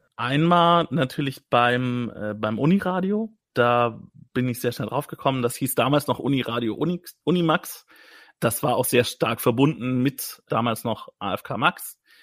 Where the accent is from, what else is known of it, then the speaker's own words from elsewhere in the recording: Wertingen, Bavaria, Germany; in meinem Geburtsort Wertingen